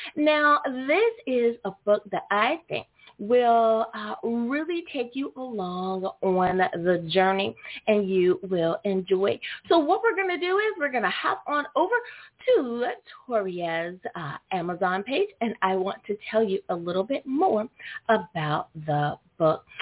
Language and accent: English; United States; my home country, the good old U.S.